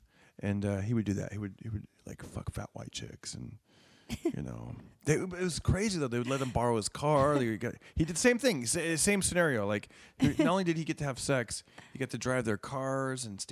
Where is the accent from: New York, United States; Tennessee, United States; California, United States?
California, United States; Fresno; growing up in Fresno